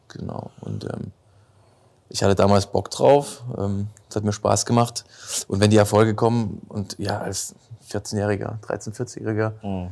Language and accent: German; Dresden, Saxony, Germany; moved away as an adult; now in Heidelberg, Germany; bin gebürtig aus Dresden, Landeshauptstadt von Sachsen. Und bin vor zehn Jahren nach Heidelberg gezogen